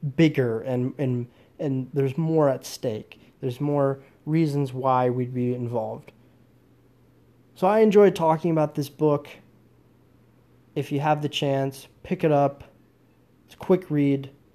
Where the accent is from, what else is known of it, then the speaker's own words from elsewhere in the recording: United States; I'm an American